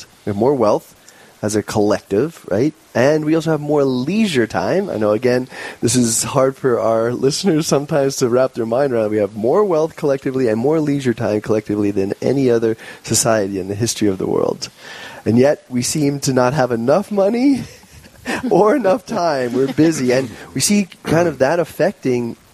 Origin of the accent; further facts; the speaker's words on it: New York, United States; now in South Dakota, United States; I'm a New Yorker by birth